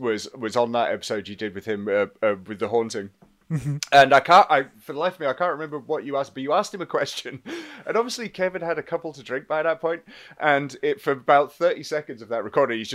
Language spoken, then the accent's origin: English; England, United Kingdom; being English